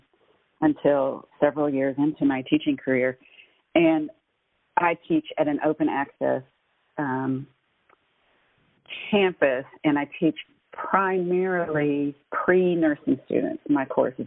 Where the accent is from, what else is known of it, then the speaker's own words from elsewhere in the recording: Eastern Kentucky, United States; growing up in Eastern Kentucky, as I did